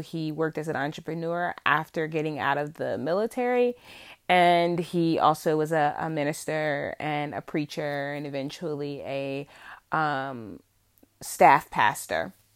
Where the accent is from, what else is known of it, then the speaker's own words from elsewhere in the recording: central Virginia, United States; born and raised in Virginia, still living in Virginia